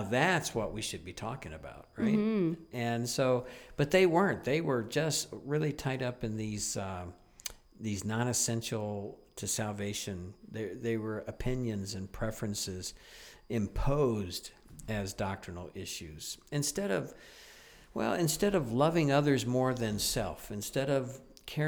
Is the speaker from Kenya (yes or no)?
no; United States; moved away as an adult; now in Niagara, Canada; being an American up here in Canada